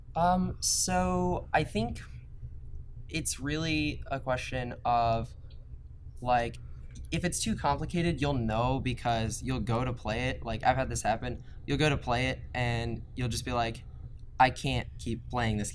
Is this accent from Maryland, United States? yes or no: yes; right outside of Baltimore, Maryland, United States; I'm from Maryland, like right outside of Baltimore